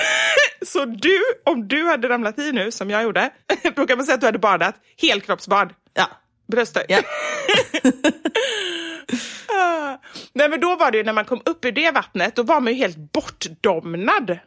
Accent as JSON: {"language": "Swedish", "town": "Gothenburg", "region": "Västra Götaland", "country": "Sweden", "accent": "Gothenburg dialect (göteborgska)", "moved": "yes", "lives_now": "Stockholm, Sweden", "said": "Och sen är jag faktiskt nöjd med göteborgskan också."}